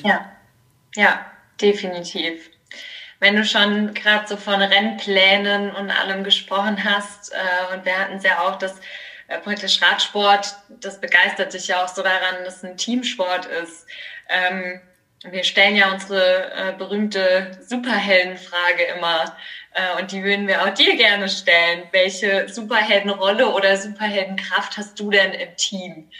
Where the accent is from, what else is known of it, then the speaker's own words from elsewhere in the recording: Kaiserslautern, Rhineland-Palatinate, Germany; moved away as an adult; now in Mannheim, Germany; ich komme nämlich aus Kaiserslautern